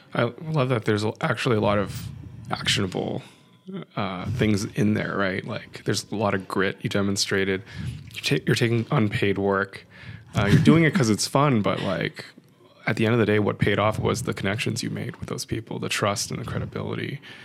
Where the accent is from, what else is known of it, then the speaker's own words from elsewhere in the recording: San Francisco, California, United States; growing up in San Francisco, probably sixty percent Chinese